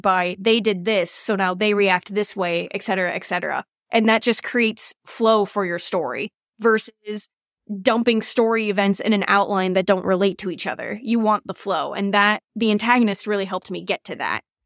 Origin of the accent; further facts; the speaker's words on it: Cleveland, Ohio, United States; I'm from Cleveland, Ohio